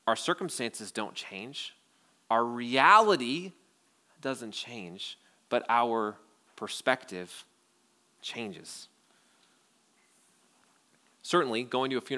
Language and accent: English; Wausau, Wisconsin, United States; I grew up in Wausau